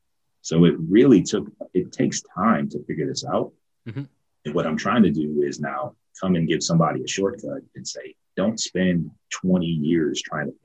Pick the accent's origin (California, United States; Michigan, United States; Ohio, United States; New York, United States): Ohio, United States; I grew up in Ohio